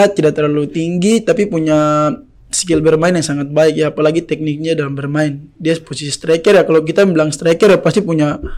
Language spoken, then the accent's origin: Indonesian; Jayapura, Papua, Indonesia; Saya dari Jayapura, main Jayapura, banyak saudara saya